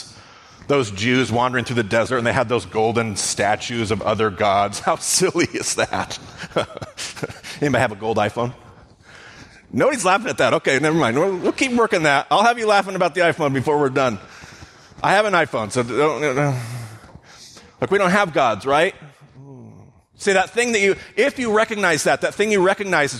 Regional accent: United States; all of us as Western American Christians

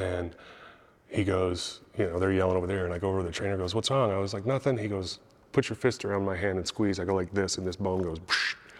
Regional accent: San Diego, California, United States; moved away as an adult; also born or lived in Utah / Washington State; now in Kansas, United States; I was born in Utah. I grew up in San Diego

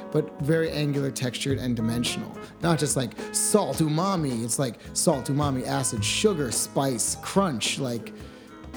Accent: New York, United States; moved away as an adult; now in Los Angeles, United States; I'm from New York State

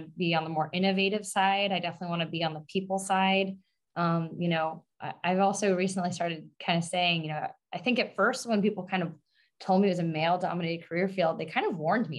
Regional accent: Long Island, New York, United States; I'm born and raised on Long Island in New York

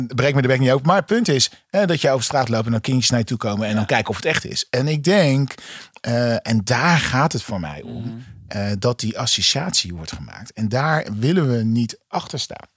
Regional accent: Hoek van Holland, South Holland, Netherlands; ik ben opgegroeid in Hoek van Holland

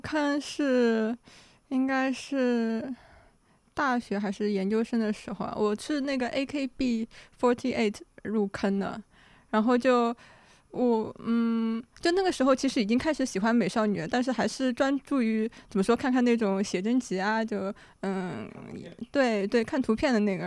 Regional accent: China; 我的整个作为中国人被养大的这个过程中

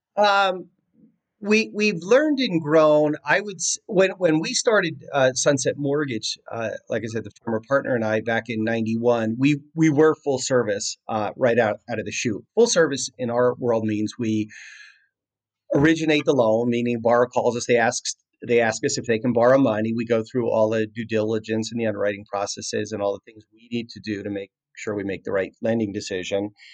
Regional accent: New Jersey, United States; now in California, United States; I grew up in New Jersey

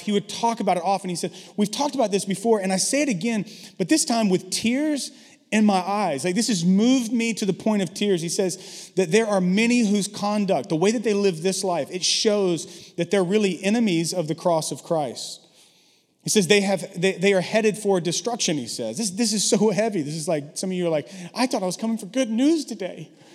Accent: the South, United States; now in San Francisco, United States; I grew up in the South.

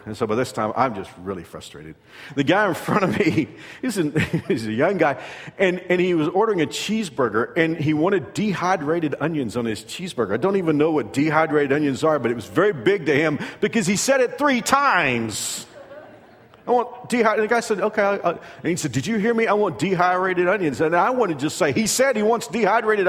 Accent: Fort Worth, Texas, United States; moved away; we're from Fort Worth. And we met in high school

